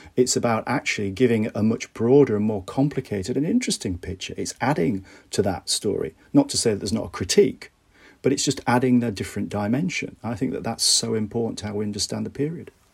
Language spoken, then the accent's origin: English; Bradford, Yorkshire and the Humber, United Kingdom; I grew up in Bradford in the nineteen eighties